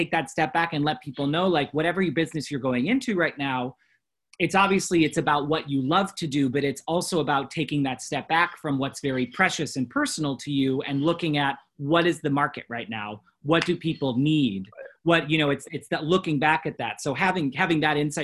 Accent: Rochester, New York, United States; I'm from Rochester

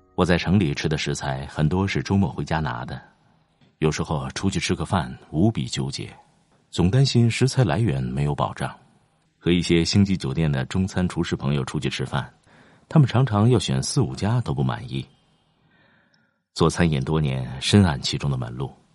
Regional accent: a small town near Mount Emei, Sichuan, China; 我的老家在靠近峨眉山的一个小镇上

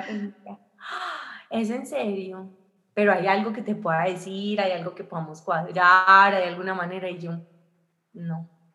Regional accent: Armenia, Quindío, Colombia; moved away as an adult; now in Medellín, Colombia; yo soy de Armenia, pero yo vivo en Medellín

